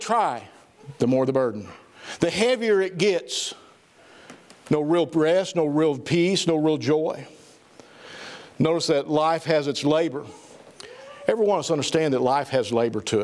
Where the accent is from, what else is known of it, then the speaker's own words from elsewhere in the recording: Southern Missouri, United States; I'm from Southern Missouri